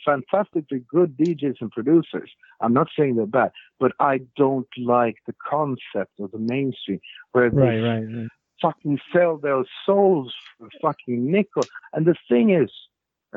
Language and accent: English; Sweden; I'm from Sweden